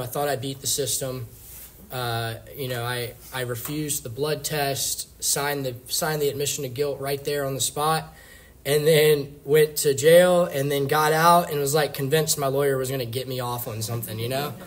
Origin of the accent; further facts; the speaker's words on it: Richmond, Virginia, United States; I was born in Richmond, Virginia